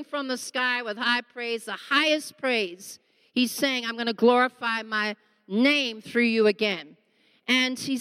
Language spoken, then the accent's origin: English; Australia; now in South Africa; I'm actually an Aussie living here, but married to this lamb